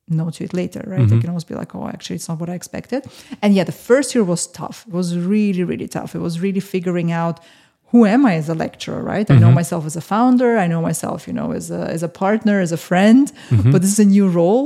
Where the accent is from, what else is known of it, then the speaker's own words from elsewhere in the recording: Austria; now in London, United Kingdom; growing up in Austria